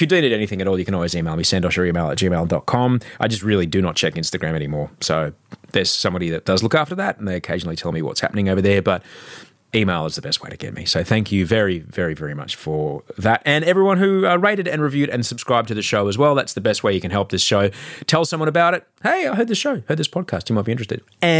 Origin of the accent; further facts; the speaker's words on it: Australia; I'm an Australian TV and radio guy and podcaster